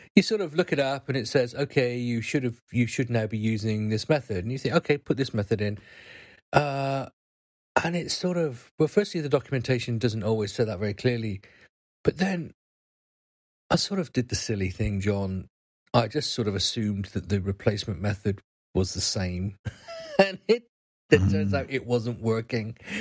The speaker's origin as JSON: {"language": "English", "country": "United Kingdom"}